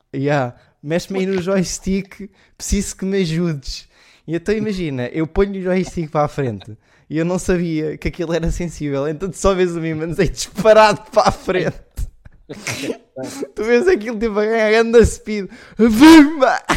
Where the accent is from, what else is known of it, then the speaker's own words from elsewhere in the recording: Leiria, Centro, Portugal; E eu sou, eu sou de Leiria.